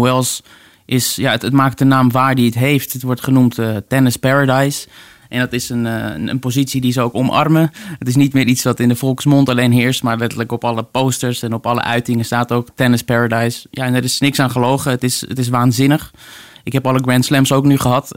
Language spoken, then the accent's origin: Dutch; Netherlands